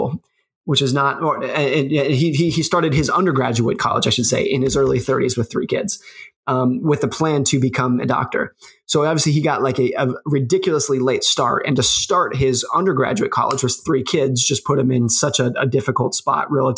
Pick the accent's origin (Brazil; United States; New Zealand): United States; New York City, New York; I was born in New York City